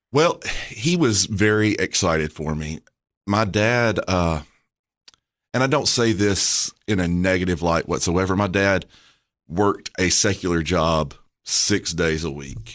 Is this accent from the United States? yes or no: yes; Murfreesboro, Tennessee, United States; I was born in Murfreesboro